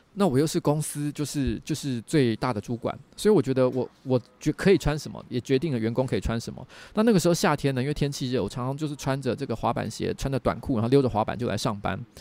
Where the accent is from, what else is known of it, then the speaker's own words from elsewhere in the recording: Taiwan; 我是唯一的台湾人